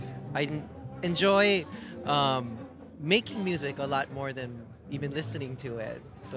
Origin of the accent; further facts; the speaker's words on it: Hawaii, United States; I grew up with it in Hawaii